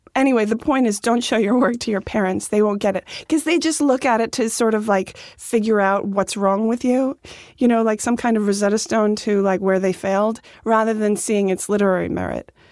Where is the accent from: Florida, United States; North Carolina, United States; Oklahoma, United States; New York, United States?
New York, United States; Dix Hills; In Dix Hills, Long Island